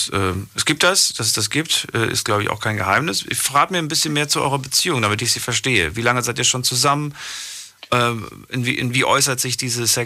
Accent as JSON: {"language": "German", "town": "Ludwigshafen", "region": "Rhineland-Palatinate", "country": "Germany", "said": "ja, ja, aus äh, Ludwigshafen"}